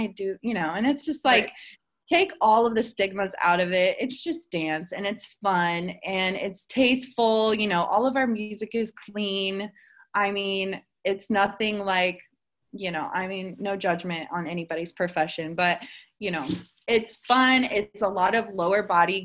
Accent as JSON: {"language": "English", "town": "Cincinnati", "region": "Ohio", "country": "United States", "also_born_or_lived": "Dayton, Ohio", "said": "I'm originally from Cincinnati, Ohio."}